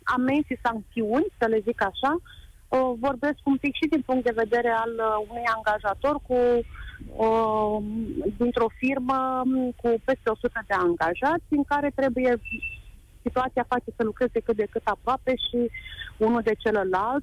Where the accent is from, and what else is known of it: Romania